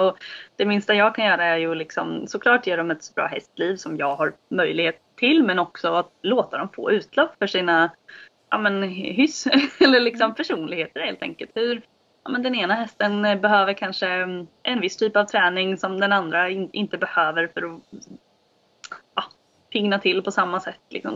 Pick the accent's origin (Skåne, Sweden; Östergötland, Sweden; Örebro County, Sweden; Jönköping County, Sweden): Östergötland, Sweden; Norrköping; jag bor eh, på mina föräldrars gård utanför Norrköping, på Vikbolandet. Ehm, jag har bott här i hela mitt liv.